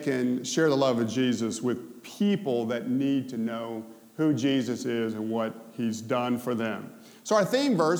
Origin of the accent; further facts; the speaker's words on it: Memphis, Tennessee, United States; I'm from Memphis